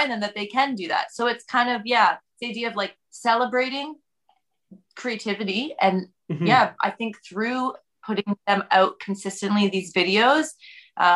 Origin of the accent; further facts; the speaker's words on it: Poland; moved away; I am originally from Poland